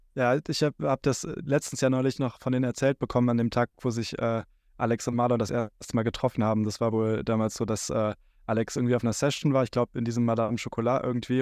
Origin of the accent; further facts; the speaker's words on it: Neuss, North Rhine-Westphalia, Germany; aus Neuss, aus meiner Heimatstadt